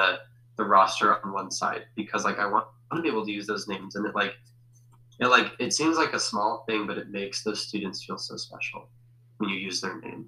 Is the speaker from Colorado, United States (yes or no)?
yes; Denver, Colorado, United States; also born or lived in Fort Collins; where I grew up in Denver